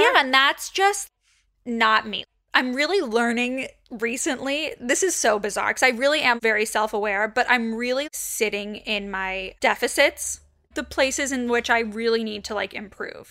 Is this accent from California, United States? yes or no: yes; Los Angeles, California, United States; So my entire childhood, I grew up right across the street